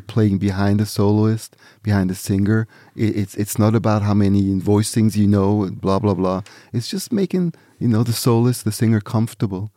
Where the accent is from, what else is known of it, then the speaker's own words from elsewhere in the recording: near Zurich, Switzerland; also born or lived in Nigeria; back to Switzerland, and that's where I grew up. Near, near Zurich, the city of Zurich in Switzerland